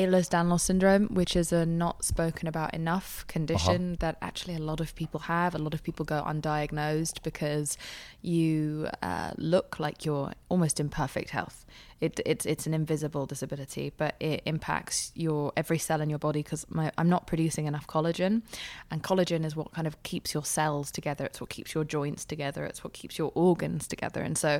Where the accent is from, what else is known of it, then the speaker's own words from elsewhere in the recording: England, United Kingdom; also born or lived in Spain / Pakistan; I grew up in England. I temporarily moved to Spain when we ran out of money, and then when we ran out of even more money, we moved to Paki